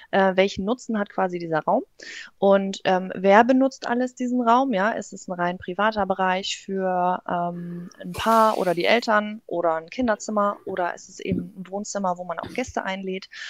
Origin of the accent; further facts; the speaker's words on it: Northern Germany, Germany; Also wie man hört, ähm, ich komme aus dem Norden, ähm, gebürtig, äh, ja